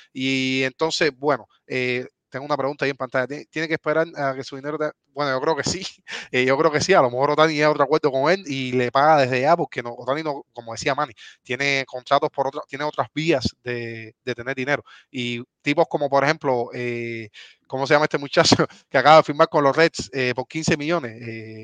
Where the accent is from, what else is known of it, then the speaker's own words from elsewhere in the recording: Cuba; moved away; somos cubanos